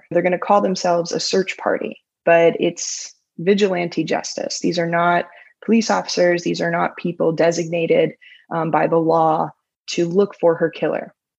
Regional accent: Miami, Florida, United States; moved away as an adult; now in Tallahassee, United States; I am originally from Miami, Florida, but I've spent the last 20 years or so in Tallahassee at Florida State University

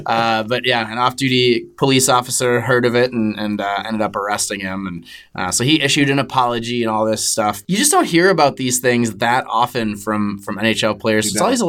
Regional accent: United States; As an American who has not had access to Sportsnet or CBC for most of his life

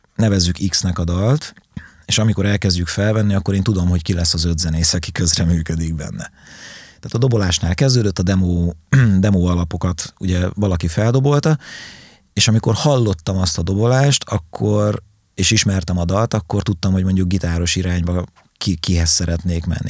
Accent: Nyíregyháza, Szabolcs-Szatmár-Bereg, Hungary; az István a királyt például bátyámmal váltott szereposztásban üvöltöttük otthon, panelház, Nyíregyháza, Kumbéla utca

